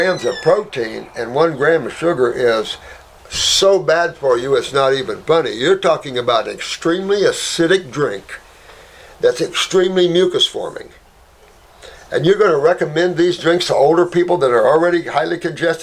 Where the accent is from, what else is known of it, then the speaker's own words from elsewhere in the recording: Indiana, United States; And I come from Indiana